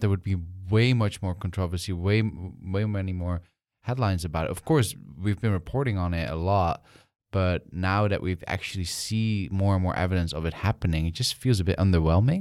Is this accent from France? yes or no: no; Netherlands; I'm from the Netherlands